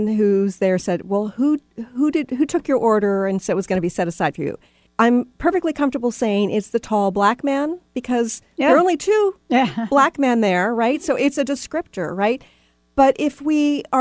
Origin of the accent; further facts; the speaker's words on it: Texas, United States; moved away; I'm from Texas originally